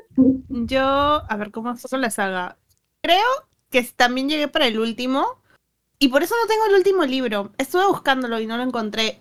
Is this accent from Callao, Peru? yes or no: no; Ica, Peru; moved away; inicié este libro estando en provincia